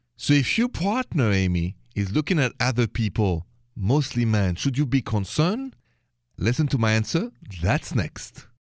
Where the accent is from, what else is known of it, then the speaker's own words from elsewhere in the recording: France; accent: French; My accent is French.